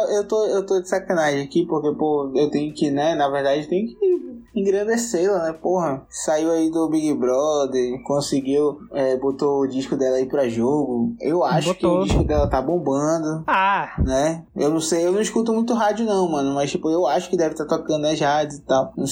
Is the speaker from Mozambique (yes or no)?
no; Northeast Region, Brazil; Ele, aliás, eu sou do Nordeste, ele é do Sul, ele prefere rap e eu sou mais gadu